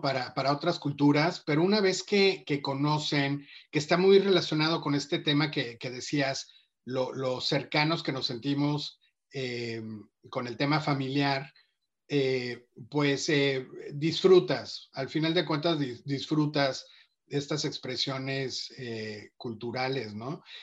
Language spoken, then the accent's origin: Spanish; Mexico; cómo somos los mexicanos